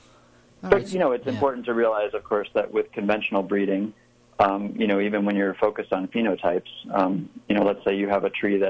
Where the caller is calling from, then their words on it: Raleigh, North Carolina, United States; I'm calling from Raleigh, North Carolina.